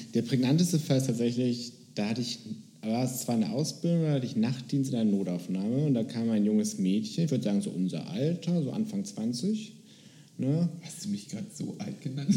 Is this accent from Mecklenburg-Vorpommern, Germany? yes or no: no; Bremen, Germany; now in Berlin, Germany; ich komme aus Bremen tatsächlich